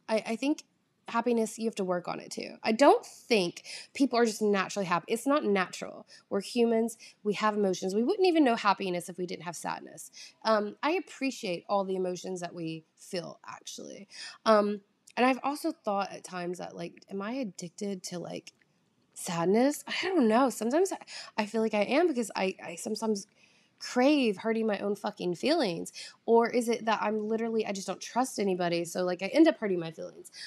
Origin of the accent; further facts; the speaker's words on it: the South, United States; accent: drawl; moved away; I'm from the South. Like, I grew up eating very calorie-heavy foods